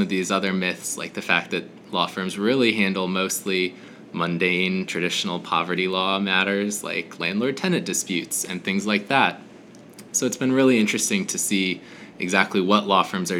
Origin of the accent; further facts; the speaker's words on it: Minnesota, United States; I'm from Minnesota originally